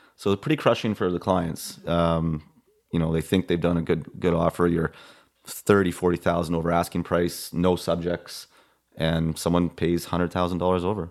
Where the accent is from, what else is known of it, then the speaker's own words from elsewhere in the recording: Vernon, British Columbia, Canada; I'm from Vernon, born and raised here